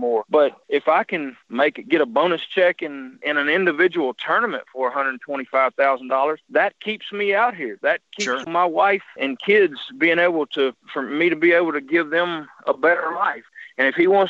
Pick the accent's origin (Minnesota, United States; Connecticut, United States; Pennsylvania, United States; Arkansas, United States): Arkansas, United States; I'm from Arkansas